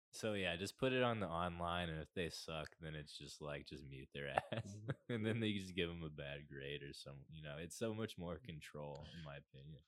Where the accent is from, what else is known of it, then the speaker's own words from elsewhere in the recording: Fort Worth, Texas, United States; I was born in Fort Worth